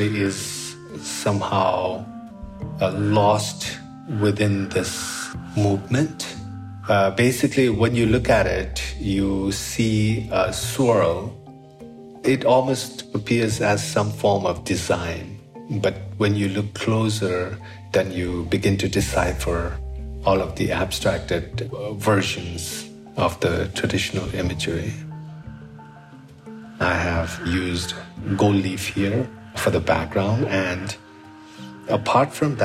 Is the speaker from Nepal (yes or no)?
yes; Kathmandu, Bagmati, Nepal; I was born here in Nepal into a Buddhist family